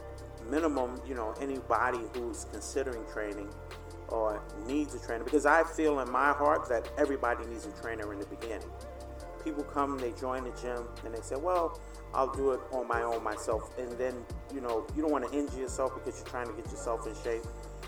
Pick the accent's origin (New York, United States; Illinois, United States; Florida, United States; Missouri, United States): New York, United States; New York City; In the Bronx.